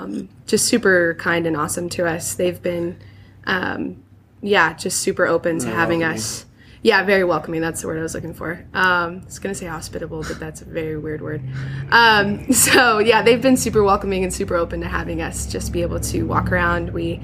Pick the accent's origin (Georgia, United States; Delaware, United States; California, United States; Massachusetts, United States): California, United States; Ventura; now in Wichita, United States; And I'm originally from Ventura, California.